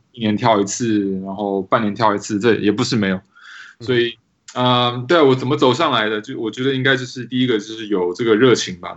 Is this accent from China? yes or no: no; Taiwan; moved away as an adult; also born or lived in Poland / Seattle; now in Washington, D.C., United States; 我其实是在台湾长大